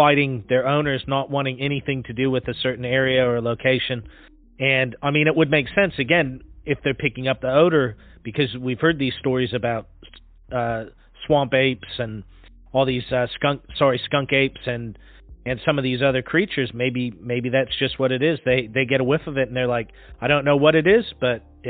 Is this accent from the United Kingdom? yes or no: no; Pacific Northwest, United States; moved away; I'm from the Pacific Northwest originally